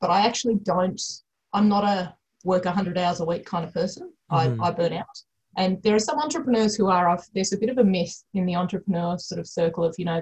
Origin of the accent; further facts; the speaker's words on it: Canberra, Australian Capital Territory, Australia; I grew up in Canberra